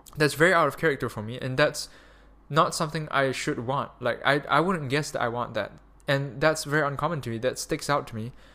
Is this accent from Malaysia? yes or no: yes; Malaysia; moved away; also born or lived in Germany; Malaysia, because I'm a Malaysian citizen.